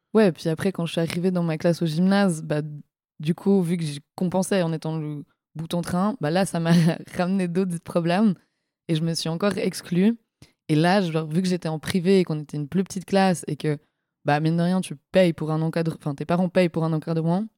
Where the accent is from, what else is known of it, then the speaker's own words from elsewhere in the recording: La Côte, Vaud, Switzerland; moved away as an adult; now in Lausanne, Switzerland; sur euh, la côte, là où j'ai grandi